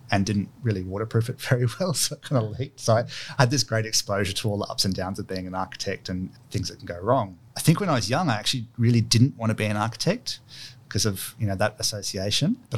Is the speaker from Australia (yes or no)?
yes; Kurrajong, New South Wales, Australia; also born or lived in Sydney; So I was born in Sydney, actually out lived in Kurrajong.